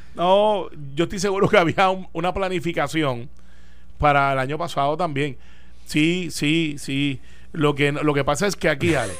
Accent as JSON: {"language": "Spanish", "country": "Puerto Rico", "said": "como muchos puertorriqueños"}